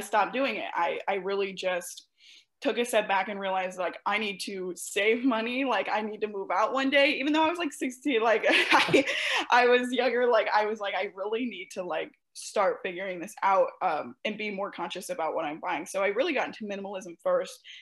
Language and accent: English; St. Louis, Missouri, United States; I'm from the Midwest, and I'm specifically from St. Louis